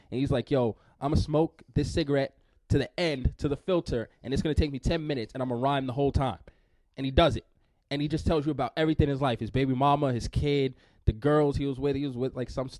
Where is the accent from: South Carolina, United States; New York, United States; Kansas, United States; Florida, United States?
New York, United States; I grew up in New York.